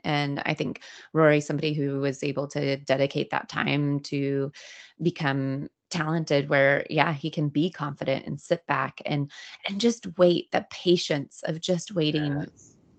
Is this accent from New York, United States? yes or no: no; Greenville, California, United States; now in Los Angeles, United States; my my hometown burnt down uh, in the Dixie fire